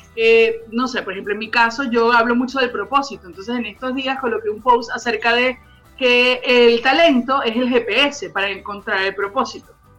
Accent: Venezuela; now in Chile; mostrar un poquito de ese sabor venezolano a todos nuestros amigos chilenos

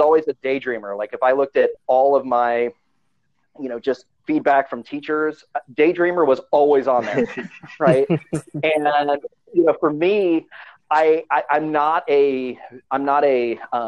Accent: Hilton Head Island, South Carolina, United States; also born or lived in Chicago; I grew up in Hilton Head Island

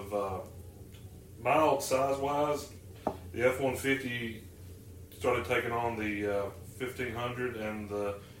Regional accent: Alabama, United States; born or raised there

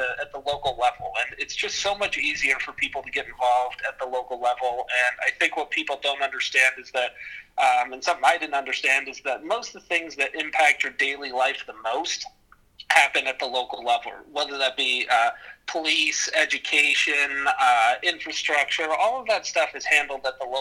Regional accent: Libby, Montana, United States; now in Missoula, United States; I grew up in Libby, Montana

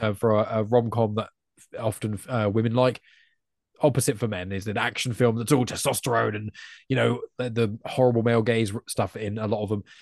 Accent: England, United Kingdom; as an English person

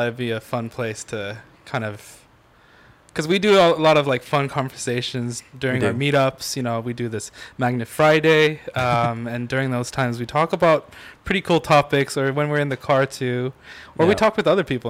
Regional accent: United Kingdom; I mean, obviously this home is a little too hot for tea, but still, we're British.

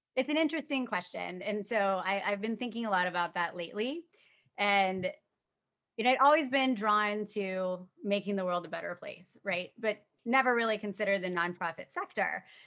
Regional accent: Tampa, Florida, United States; moved away as an adult; now in Washington, D.C., United States; born and raised in Tampa

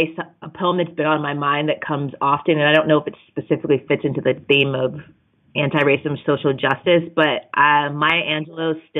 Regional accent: Phoenix, Arizona, United States; now in Portland, United States; I'm born and raised in good old Phoenix, Arizona

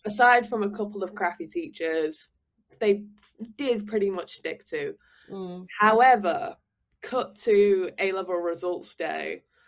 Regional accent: Manchester, North West England, United Kingdom; moved away as an adult; now in Paris, France; I feel very strongly about where I'm from and I'm very yeah. sort of connected to you know being a Manc, being a Northerner

